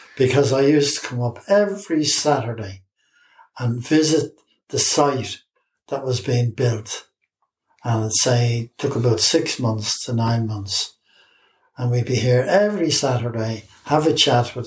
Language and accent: English; Dublin, Leinster, Ireland; also born or lived in Finglas, Dublin; I grew up in Drumcondra